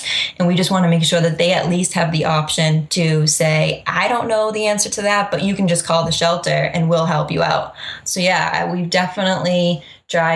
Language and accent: English; Freetown, Massachusetts, United States; Middleborough, Lakeville, Freetown, kind of my hometown, which is an hour away.